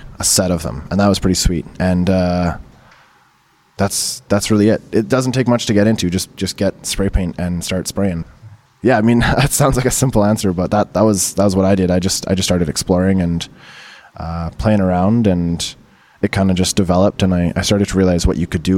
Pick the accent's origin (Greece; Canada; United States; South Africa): Canada; Abbotsford, British Columbia; moved away; also born or lived in Calgary; I grew up in Vancouver, right? Abbotsford, actually, I should say Abbotsford, but I was in Vancouver a lot as a kid